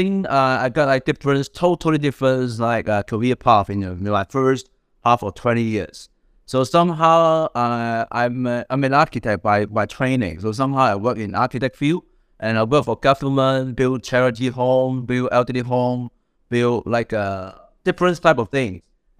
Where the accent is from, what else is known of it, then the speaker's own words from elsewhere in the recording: Hong Kong; moved away as an adult; now in London, United Kingdom; I came from Hong Kong all the way. Before I moved from Hong Kong to London and studied in Cambridge, I worked on the healthcare and NGO for like 10 years